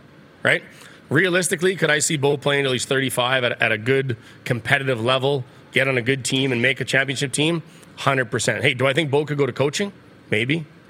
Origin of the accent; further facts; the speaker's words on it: Regina, Saskatchewan, Canada; moved away as an adult; now in Calgary, Canada; growing up in Regina